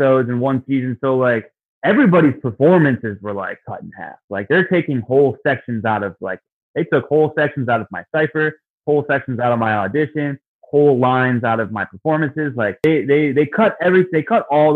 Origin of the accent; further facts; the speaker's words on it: Detroit, Michigan, United States; my hometown in Detroit